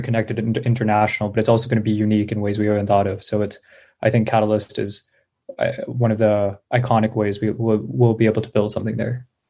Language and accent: English; Bay Area, California, United States; I grew up in the Bay Area